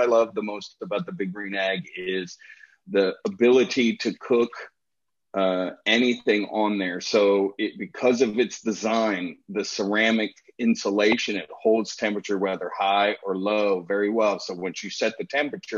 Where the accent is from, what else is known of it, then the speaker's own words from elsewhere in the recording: Washington, District of Columbia, United States; also born or lived in Gulfport, Florida; now in Louisville, United States; I grew up in the restaurant business. I'm originally from the Washington, D.C. area.